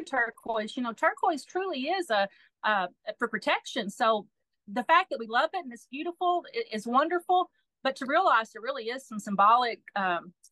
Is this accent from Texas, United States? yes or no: yes; Texas, United States; I'm from Texas, and you know, I've always been a country girl, always a cowgirl, grew up riding horses, fishing, hunting